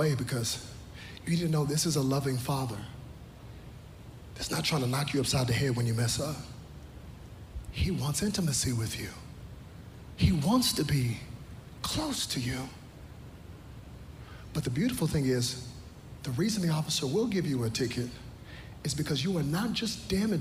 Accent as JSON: {"language": "English", "region": "Texas", "country": "United States", "said": "I'm from Texas"}